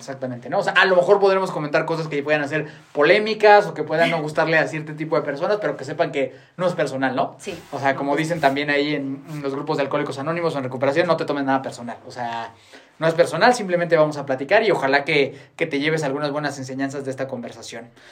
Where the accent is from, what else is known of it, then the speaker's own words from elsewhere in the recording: Mexico; la gente que vivimos y crecimos en México